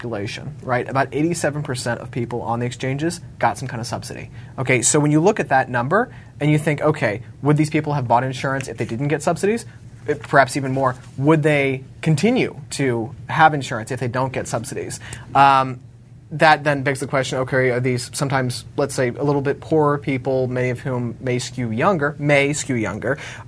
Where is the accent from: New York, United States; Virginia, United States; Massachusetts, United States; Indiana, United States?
Virginia, United States; Richmond; my hometown of Richmond, Virginia